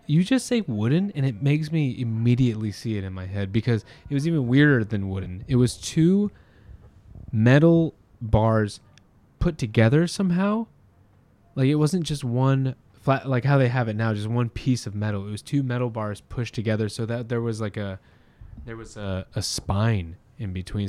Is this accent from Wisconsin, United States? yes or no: no; Orange County, California, United States; now in Long Beach, United States; I grew up in Orange County